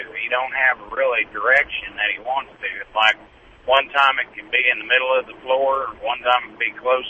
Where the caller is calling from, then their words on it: Needles, California, United States; Yeah, right now I'm going through Needles, California.